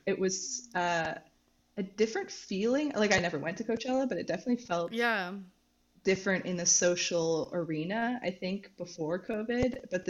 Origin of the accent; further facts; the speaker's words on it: Canada; also born or lived in Victoria, BC; now in Montreal, Canada; Okay, yes, so I'm a student. I am Canadian.